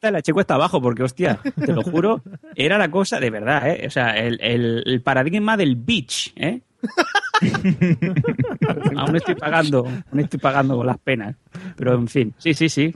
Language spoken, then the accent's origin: Spanish; Esparreguera, Catalonia, Spain; Esparraguera, ¿no? Es un pueblo